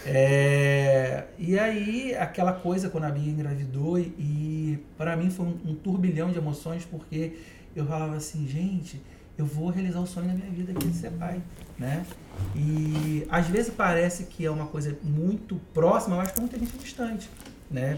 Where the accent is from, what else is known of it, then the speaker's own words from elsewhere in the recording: Itaboraí, Rio de Janeiro, Brazil; moved away as an adult; also born or lived in Niterói / Barra da Tijuca, Rio de Janeiro; Eu sou do condado de Itaboraí